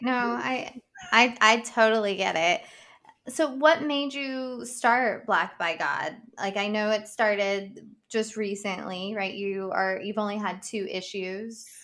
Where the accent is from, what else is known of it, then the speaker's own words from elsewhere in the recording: Boone County, West Virginia, United States; moved away as an adult; now in Washington, D.C. area, United States; my dad ha- is from Boone County and that's where I grew up